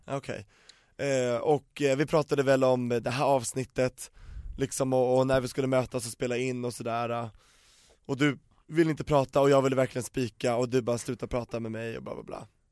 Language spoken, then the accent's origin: Swedish; Solna, Stockholm County, Sweden; jag är uppvuxen på Västermalm och i mm. Solna